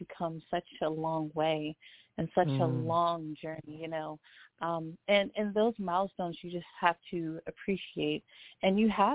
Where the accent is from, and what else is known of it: Baltimore, Maryland, United States; born or raised there; moved away as an adult; now in Atlanta, United States